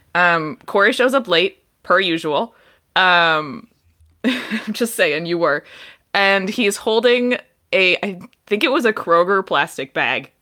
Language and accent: English; Detroit, Michigan, United States; I grew up in Detroit